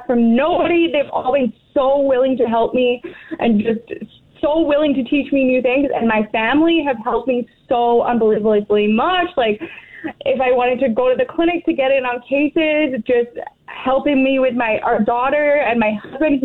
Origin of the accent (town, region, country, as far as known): England, United Kingdom; born or raised there; moved away as an adult; now in Weyburn, Canada